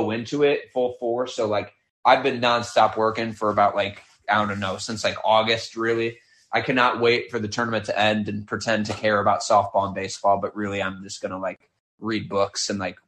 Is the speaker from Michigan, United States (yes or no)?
yes; Michigan, United States; I grew up in Michigan and I went to school in Michigan